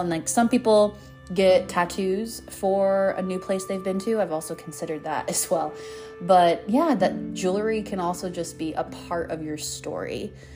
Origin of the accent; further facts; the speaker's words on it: Golden, Colorado, United States; moved away; my old self in my hometown